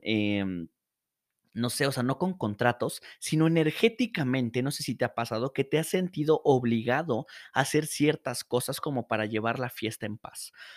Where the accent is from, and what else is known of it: Morelos, Mexico; moved away as an adult; now in Mexico City, Mexico